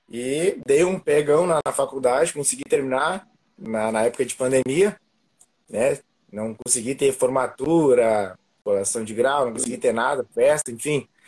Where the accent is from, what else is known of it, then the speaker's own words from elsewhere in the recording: Rio Grande do Sul, Brazil; also born or lived in Panambi; como o Samuca falou, sou aqui do Rio Grande do Sul, né? E eu morava antes em Panambi e agora vim para a região metropolitana